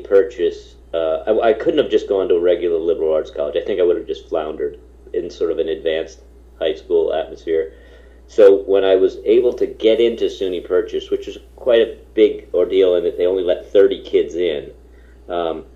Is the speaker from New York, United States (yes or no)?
yes; Hamilton, New York, United States; my hometown, that's where I am right now, my hometown of Hamilton, New York.